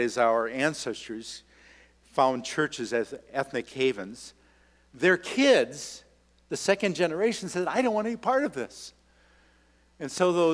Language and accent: English; Minnesota, United States; I come from Minnesota, and that's the land of Scandies